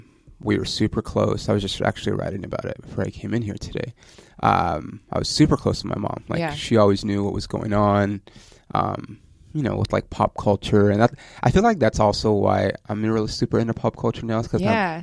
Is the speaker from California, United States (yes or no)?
yes; Ontario, California, United States; born or raised there